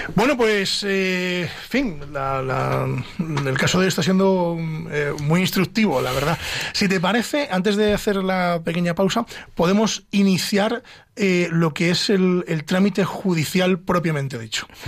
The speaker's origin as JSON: {"language": "Spanish", "town": "Pedro Bernardo", "region": "Castile and León", "country": "Spain", "said": "Yo que soy de Ávila, de Pedro Bernardo"}